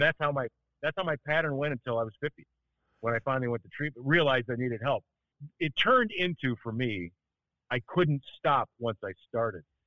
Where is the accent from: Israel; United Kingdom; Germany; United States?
United States; Milwaukee, Wisconsin; moved away; also born or lived in Chicago; I was born in Milwaukee, uh, which is why I'm a uh, uh, undying Lombardi era Bart Starr Packer fan